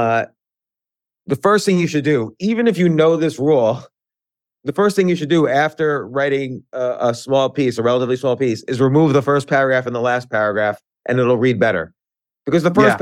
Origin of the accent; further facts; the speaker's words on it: North Brunswick, New Jersey, United States; I grew up in New Jersey.